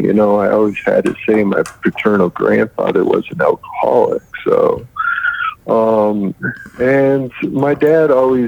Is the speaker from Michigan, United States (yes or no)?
yes; Michigan, United States; also born or lived in Atlanta, Georgia / Ohio; now in Denver, United States; I'm originally from Michigan.